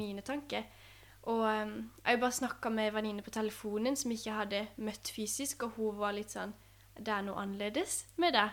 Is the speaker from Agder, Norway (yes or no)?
yes; Vennesla, Agder, Norway; moved away; Jeg er jo oppvokst i Vennesla, eh, og i Vennesla frikirke